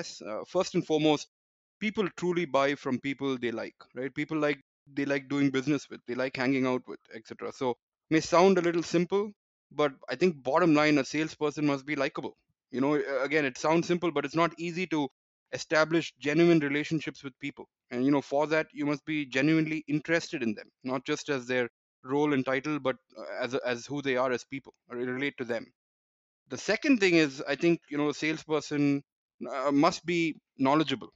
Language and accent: English; Chennai, Tamil Nadu, India; I grew up in India, in Chennai.